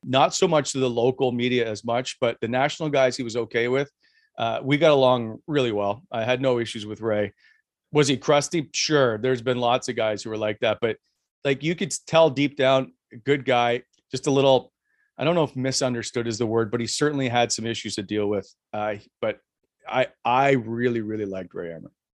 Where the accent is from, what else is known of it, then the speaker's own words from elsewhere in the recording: Fredericton, New Brunswick, Canada; moved away as an adult; also born or lived in Halifax / Montreal / Ottawa; I'm from Fredericton. I used to do basically Rogers Cable. It was Fundy Cable in Ha-, in Fredericton for, uh, high school basketball when I was in high school